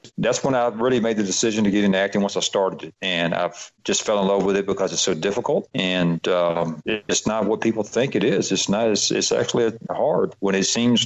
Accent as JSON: {"language": "English", "town": "Atlanta", "region": "Georgia", "country": "United States", "accent": "Southern", "said": "I'm from Atlanta"}